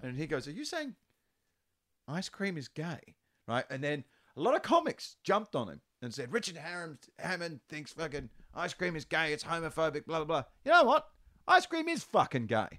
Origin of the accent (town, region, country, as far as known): Western Australia, Australia; born or raised there